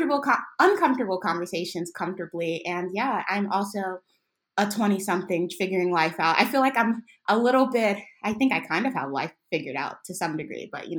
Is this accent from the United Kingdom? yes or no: no; New York City, New York, United States; now in Atlanta, United States; I'm a 24-year-old. I was born and raised in New York City, but I currently live in Atlanta, Georgia.